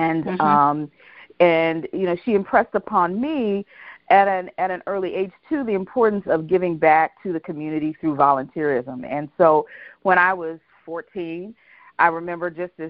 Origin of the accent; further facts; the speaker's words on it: Youngstown, Ohio, United States; also born or lived in Arkansas; now in Atlanta, United States; we moved to Youngstown from Arkansas. I actually was born in Arkansas and moved to Youngstown